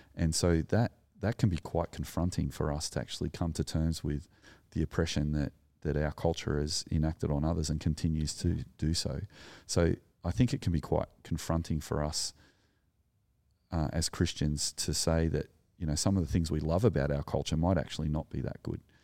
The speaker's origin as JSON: {"language": "English", "town": "Sydney", "region": "New South Wales", "country": "Australia", "tie": "born or raised there", "also_born_or_lived": "Narrandera, New South Wales", "said": "I grew up in the Sullen Shire, surrounded by A, A, Anglo people, and I didn't know any Aboriginal people growing up until we moved to the country in Narandra in New South Wales."}